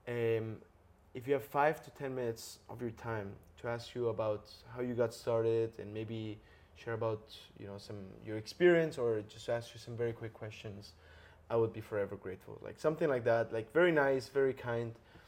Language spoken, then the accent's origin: English; Barcelona, Catalonia, Spain; I'm from Barcelona.